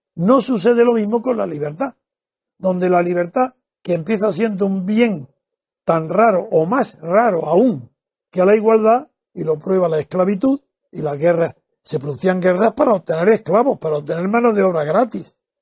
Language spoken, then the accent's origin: Spanish; Spain; como español